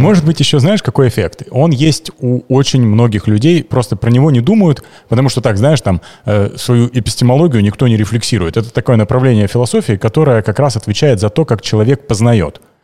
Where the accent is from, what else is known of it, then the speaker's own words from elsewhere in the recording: Kemerovo, Kemerovo Oblast, Russia; я родился в Кемерово на 87-м